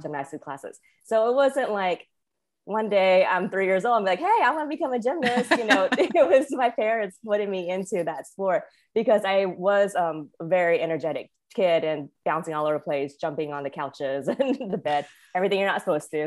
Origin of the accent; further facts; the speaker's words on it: Winston-Salem, North Carolina, United States; also born or lived in Wilmington, North Carolina / California / Hawaii / Las Vegas; I was born and raised in North Carolina, which I think surprises most people, but it's, you know, this is where I grew up.